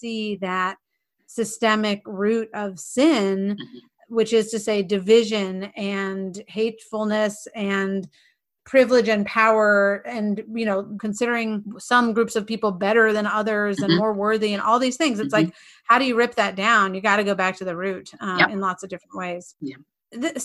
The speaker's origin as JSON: {"language": "English", "region": "North Carolina", "country": "United States", "tie": "born or raised there", "said": "growing up in North Carolina"}